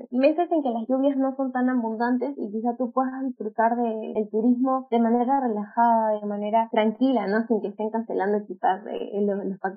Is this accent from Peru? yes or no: yes; Lima, Peru; como limeña